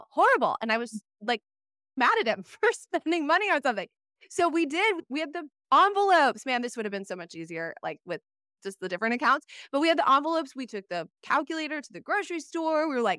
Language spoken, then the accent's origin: English; Wisconsin, United States; I'm from Wisconsin originally.